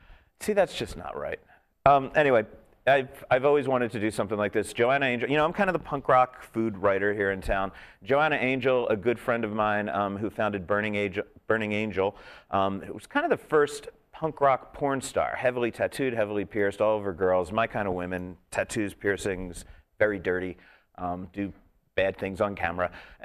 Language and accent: English; New York, United States; now in Las Vegas, United States; And I'm coming from New York, so I know some bagels.